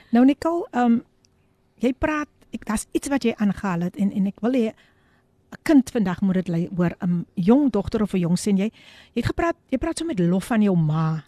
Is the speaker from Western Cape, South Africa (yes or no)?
yes; Somerset West, Western Cape, South Africa; ek is gebore in Somerset West